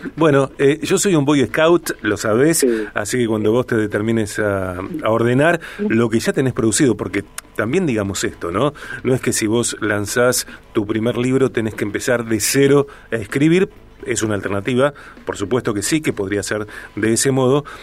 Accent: Argentina; los argentinos

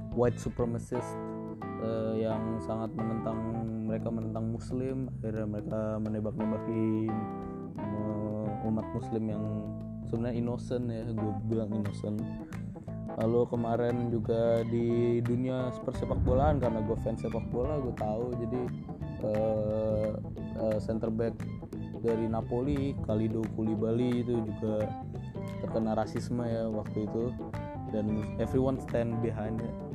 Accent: Indonesia; gua juga orang Indonesia dan kita lahir di Indonesia dan kita tinggal di Indonesia

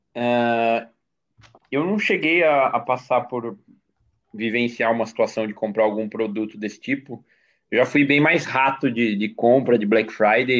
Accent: Brazil; eu sou brasileiro, patriota, cidadão de bem

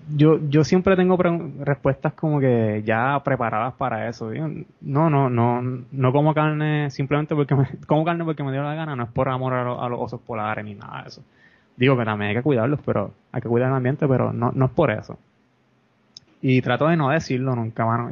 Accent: Peñuelas, Puerto Rico; also born or lived in Ponce; soy, soy, soy de Peñuelas.

